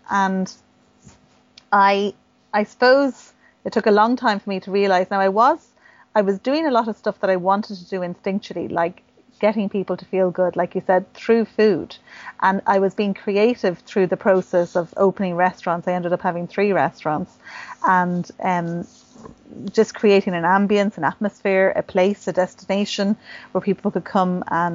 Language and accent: English; Rome, Lazio, Italy; now in Ireland; My father's Italian and I grew up in Rome, and my mum's Irish.